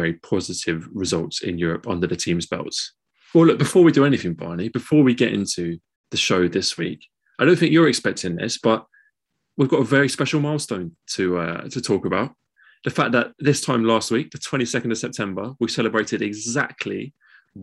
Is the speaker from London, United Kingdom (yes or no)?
yes; London, United Kingdom; we're all from East London.